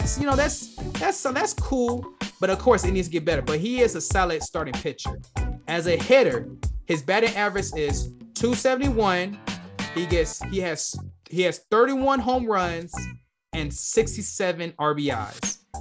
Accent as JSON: {"language": "English", "town": "Detroit", "region": "Michigan", "country": "United States", "said": "I'm from Detroit"}